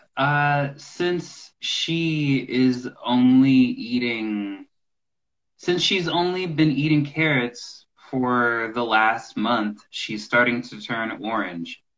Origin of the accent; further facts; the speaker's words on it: Maryland, United States; now in Nashville, United States; I was born in a place called Maryland, the same the state where uh, Washington D.C. is